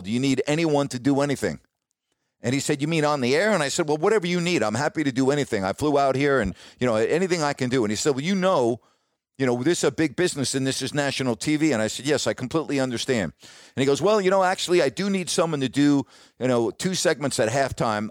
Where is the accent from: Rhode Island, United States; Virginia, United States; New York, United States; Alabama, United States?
New York, United States; Long Island, outside New York City, United States; moved away as an adult; also born or lived in Decatur, Illinois / Sacramento, California; growing up outside of New York City on Long Island